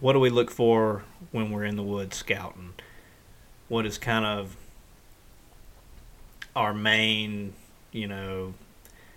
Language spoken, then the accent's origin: English; the Delta, United States; I'm from the Delta, and I hunt in the Delta